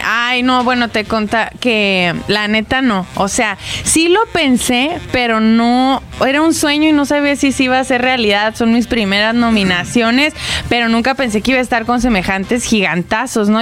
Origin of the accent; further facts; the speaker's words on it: Hidalgo del Parral, Chihuahua, Mexico; Yo soy originaria de Parral, Chihuahua